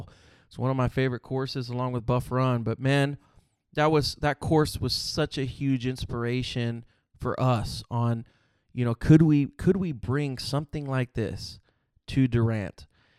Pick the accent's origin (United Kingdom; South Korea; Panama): Panama; Panama City; born there; first language Spanish; English is a second language; also born or lived in San Antonio, Texas, United States; I was born in Panama City, Panama. Que viva Panama. Spanish is my native language.